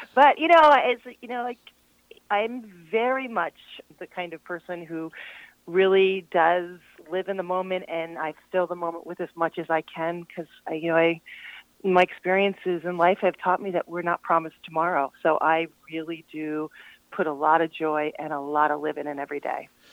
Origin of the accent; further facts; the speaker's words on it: Glen Arm, Maryland, United States; also born or lived in Vermont; from Baltimore, Baltimore County, um, Glen Arm, north of Towson